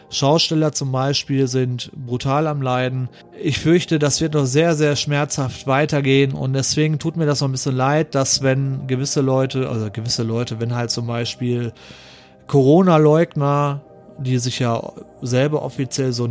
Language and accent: German; North Rhine-Westphalia, Germany; ich wohne im Ruhrgebiet, so, und ich komme aus der Nähe ursprünglich, wo auch der Wendler gewohnt hat.